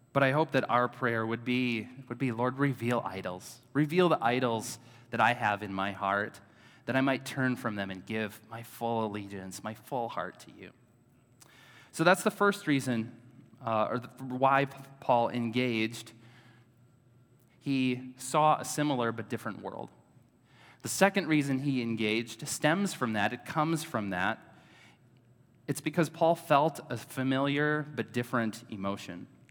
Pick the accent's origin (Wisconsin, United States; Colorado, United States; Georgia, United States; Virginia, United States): Wisconsin, United States; Oshkosh; also born or lived in Madison, Wisconsin; I grew up in Oshkosh, Wisconsin. So I'm a native Wisconsin-ite.